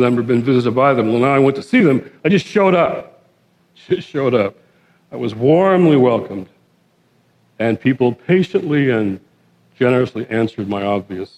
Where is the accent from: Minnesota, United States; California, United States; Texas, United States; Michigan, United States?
Michigan, United States; Detroit; I was born and raised in Detroit, the Motor City.